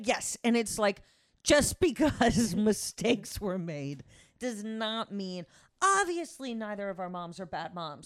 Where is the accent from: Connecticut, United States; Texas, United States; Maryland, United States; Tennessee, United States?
Connecticut, United States; I grew up in Connecticut